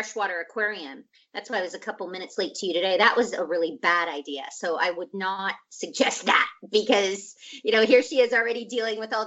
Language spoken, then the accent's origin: English; Scottsdale, Arizona, United States; moved away as an adult; also born or lived in Portland, Oregon; now in Los Angeles, United States; I grew up in Arizona